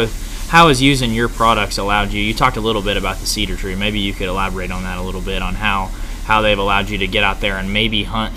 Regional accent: Vinita, Oklahoma, United States; We got the Air Force Base, a lot of agriculture, small town. I'm from Veneta

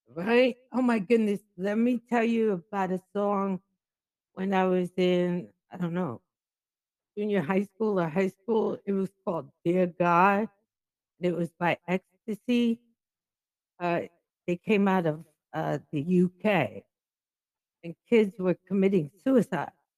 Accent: Jamaica; I'm Jamaican

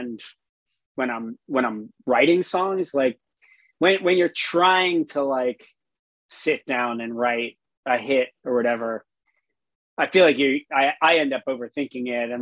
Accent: South Florida, United States; I grew up in South Florida

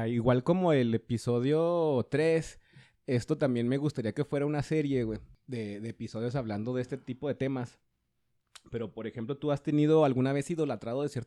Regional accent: Mexico

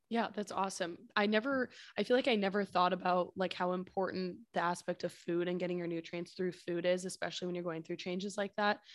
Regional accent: San Francisco, California, United States; we're from San Francisco

